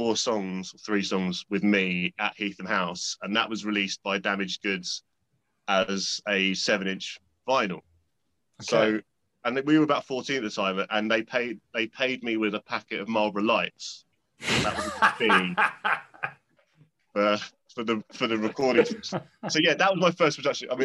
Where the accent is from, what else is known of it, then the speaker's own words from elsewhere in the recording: Kingston upon Thames, London, United Kingdom; I was growing up near Kingston